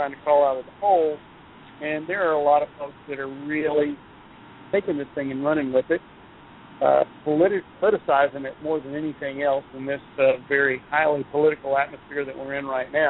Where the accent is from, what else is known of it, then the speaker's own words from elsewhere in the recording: Houston, Texas, United States; I grew up in Houston